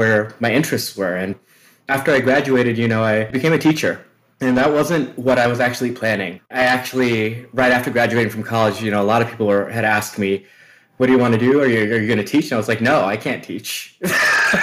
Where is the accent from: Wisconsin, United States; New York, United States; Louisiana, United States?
Wisconsin, United States; Milwaukee; I was born and raised in Wisconsin in the city of Milwaukee